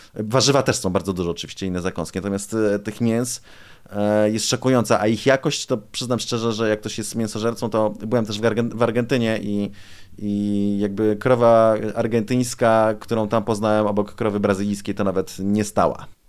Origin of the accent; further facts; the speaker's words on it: Poland; jesteśmy z Polski